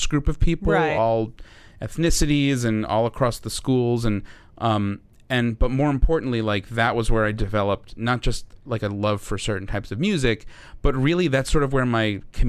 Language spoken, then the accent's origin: English; New York, United States; being a New Yorker